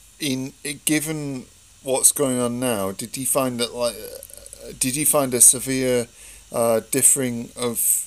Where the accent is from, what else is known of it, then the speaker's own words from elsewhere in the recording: United Kingdom; as British people